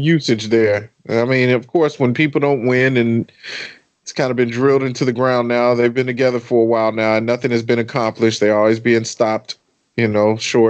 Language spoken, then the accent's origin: English; Chicago, Illinois, United States; right here in my hometown